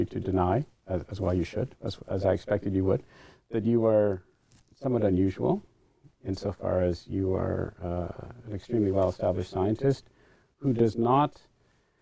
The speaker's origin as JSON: {"language": "English", "country": "Canada", "said": "a Canadian who's still a citizen of the crown"}